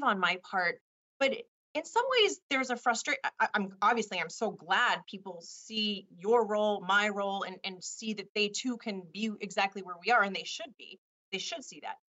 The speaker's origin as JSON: {"language": "English", "town": "Richmond", "region": "California", "country": "United States", "tie": "born or raised there", "also_born_or_lived": "Washington, D.C.", "moved": "as an adult", "said": "And I went to high school in a city called Richmond, California."}